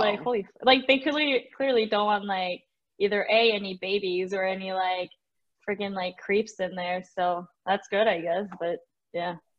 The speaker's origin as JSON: {"language": "English", "country": "Mexico", "also_born_or_lived": "Wisconsin", "moved": "yes", "lives_now": "Arizona, United States", "said": "I'm from Mexico"}